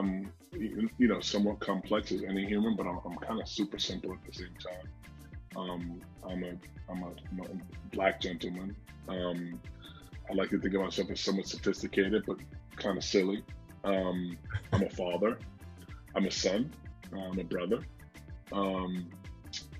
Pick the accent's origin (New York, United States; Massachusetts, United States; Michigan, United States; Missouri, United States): New York, United States; I'm from New York